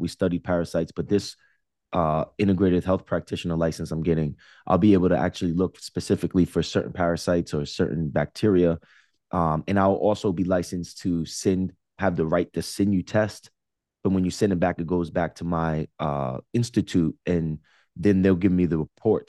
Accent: Jersey City, New Jersey, United States; moved away as an adult; also born or lived in Los Angeles; now in New Jersey, United States; I'm from Jersey City, right on the Hudson River.

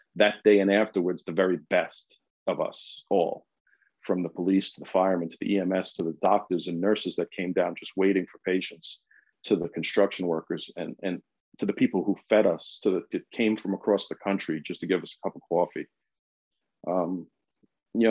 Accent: New York City, New York, United States; I was born and raised in New York City

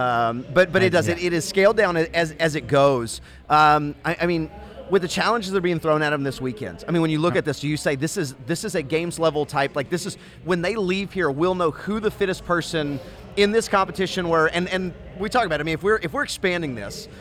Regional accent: Temple, Texas, United States; I'm from Temple

